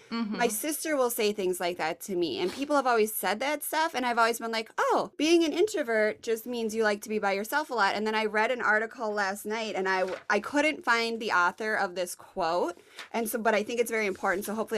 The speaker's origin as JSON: {"language": "English", "town": "Richmond", "region": "Virginia", "country": "United States", "said": "So when I say I'm from Richmond, people here are like, big deal, cool."}